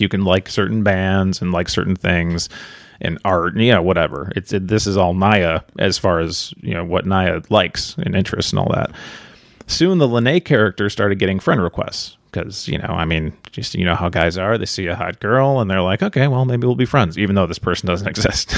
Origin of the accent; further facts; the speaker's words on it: near Chicago, Illinois, United States; I grew up near Chicago